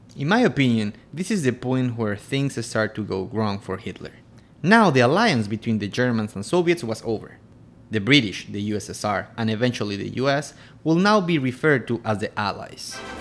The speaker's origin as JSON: {"language": "English", "town": "Quito", "region": "Pichincha", "country": "Ecuador", "said": "I'm from Quito, Ecuador"}